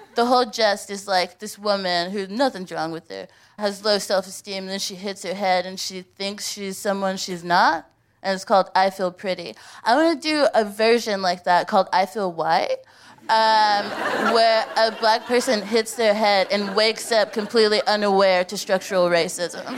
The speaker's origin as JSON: {"language": "English", "country": "United States", "moved": "yes", "lives_now": "United Kingdom"}